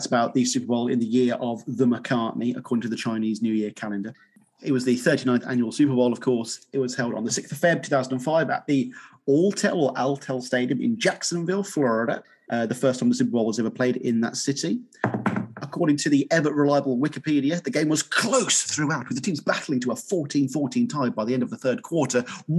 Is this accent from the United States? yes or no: no; United Kingdom